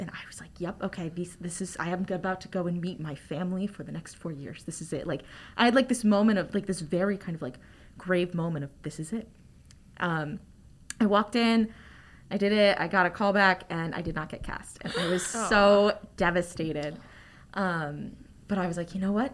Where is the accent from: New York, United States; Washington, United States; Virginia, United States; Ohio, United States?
Virginia, United States; Northern; I'm a theater major. I'm from Northern Virginia.